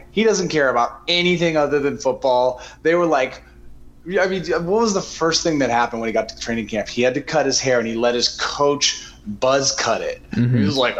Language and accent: English; Portland, Oregon, United States; As a native Oregonian, which me and Justin Herbert both are, shout out, he lived in Eugene, I'm from Portland.